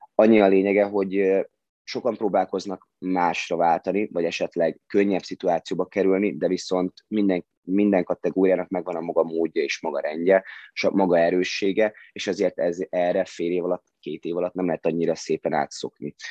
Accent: Hungary; ide születtem

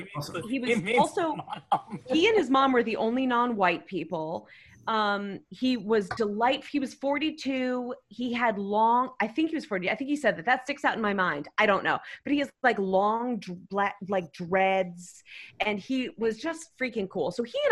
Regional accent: United States; I hated telling people I was American.

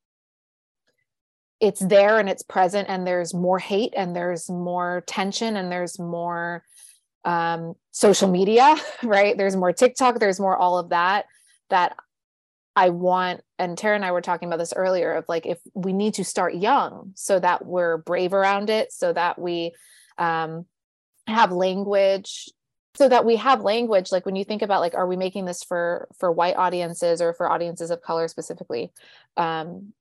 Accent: Southern California, United States; now in New York, United States; I grew up in Southern California, which people think is very liberal

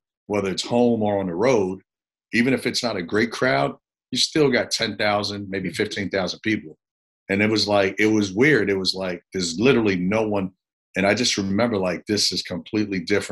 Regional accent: New York City, New York, United States; moved away as an adult; also born or lived in Puerto Rico / Memphis / Columbia, South Carolina; I grew up in the Bronx, New York

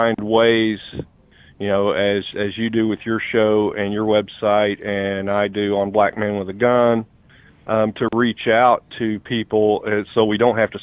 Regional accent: East Tennessee, United States; now in Northern Kentucky, United States; I live in northern Kentucky near the Cincinnati area right now, but I grew up in East Tennessee

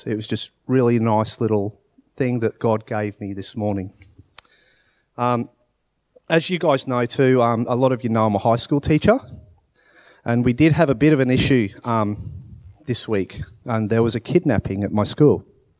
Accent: Australia; born there; So, I was born in Australia. I was born to parents who were English.

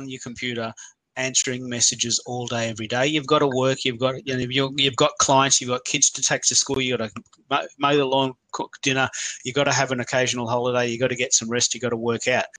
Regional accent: Australia; I'm the Aussie Twitter dude

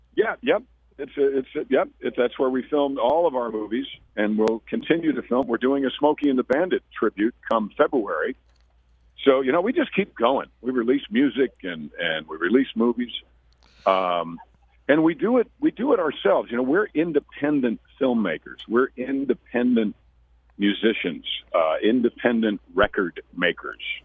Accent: Mount Kisco, New York, United States; I grew up in Mount Kisco, New York, doing theater since 1968

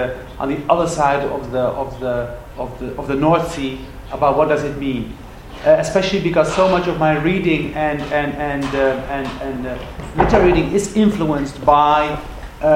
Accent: Netherlands; I grew up in the Netherlands

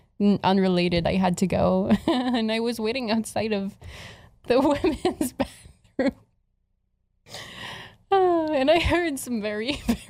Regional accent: Canada; English is a second language; I'm Canadian.

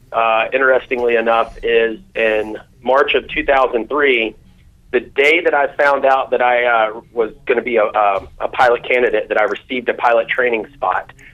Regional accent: Greensboro, North Carolina, United States; I'm from uh, Greensboro, North Carolina, uh, and born and raised.

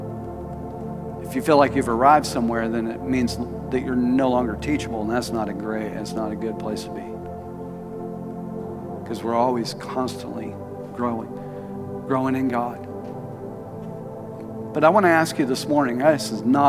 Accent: Tulsa, Oklahoma, United States; He was my pastor growing up in Tulsa

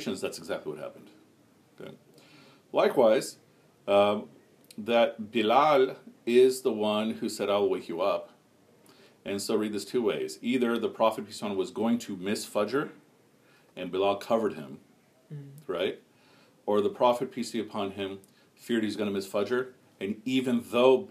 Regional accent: Chicago, Illinois, United States; growing up in Chicago

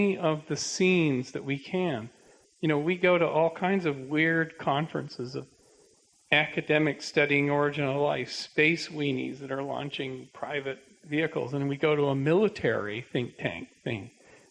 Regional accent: Canada; I'm a Canadian

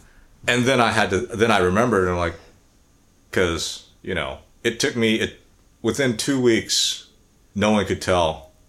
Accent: United States; I'm from America

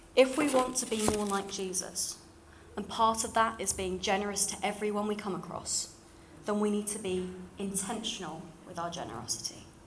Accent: London, United Kingdom; accent: slightly RP; moved away; you can probably tell from my slightly RP voice. Uh, I grew up in London

